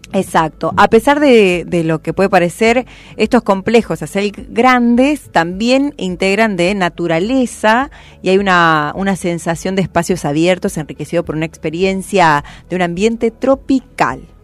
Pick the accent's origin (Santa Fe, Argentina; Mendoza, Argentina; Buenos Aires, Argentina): Buenos Aires, Argentina; yo ya soy de Buenos Aires